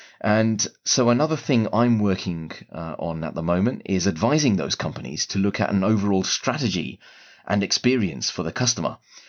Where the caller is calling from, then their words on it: London, United Kingdom; I'm speaking from London right now.